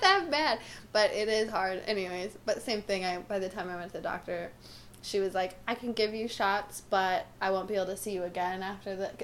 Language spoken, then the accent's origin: English; Florida, United States; I'm from Florida